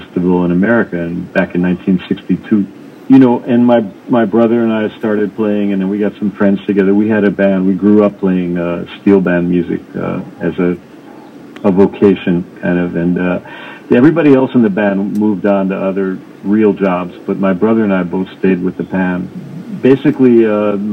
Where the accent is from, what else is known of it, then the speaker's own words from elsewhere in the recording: New York City, New York, United States; I grew up in New York City